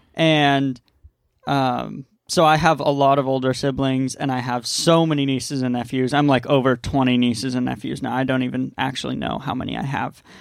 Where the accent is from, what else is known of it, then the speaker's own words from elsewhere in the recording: San Diego, California, United States; moved away as an adult; now in Maui, United States; We grew up in East County.